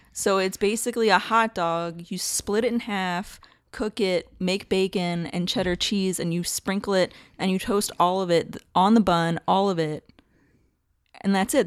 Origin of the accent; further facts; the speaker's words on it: Delaware County, Pennsylvania, United States; accent: Philly; moved away as an adult; also born or lived in Chester County, Pennsylvania; I was born in Delco